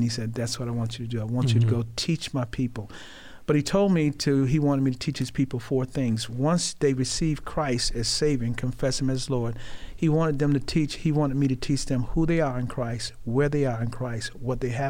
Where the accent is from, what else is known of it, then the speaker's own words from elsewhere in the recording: Rochester, New York, United States; I grew up in Rochester. I am a Rochesterian.